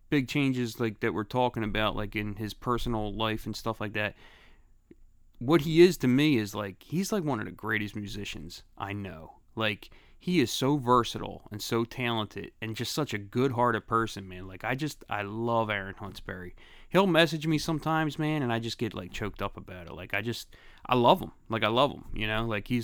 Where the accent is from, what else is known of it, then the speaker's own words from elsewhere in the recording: Philadelphia, Pennsylvania, United States; Yeah, I'm from Grace Ferry.